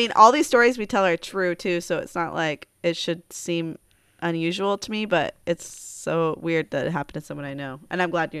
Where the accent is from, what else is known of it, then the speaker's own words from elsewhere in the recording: Alaska, United States; also born or lived in California / Bellingham, Washington; I mean, I grew up in Alaska, so that's where we did our drinking.